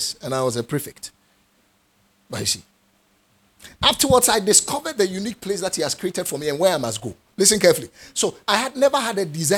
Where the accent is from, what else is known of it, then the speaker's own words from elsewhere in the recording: Ghana; I'm a Ghanaian and I'm defining it by where my parents found themselves and gave birth to me